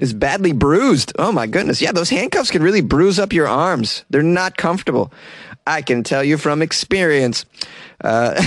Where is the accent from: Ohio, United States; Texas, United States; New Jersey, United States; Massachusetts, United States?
Massachusetts, United States; moved away; where I grew up in Massachusetts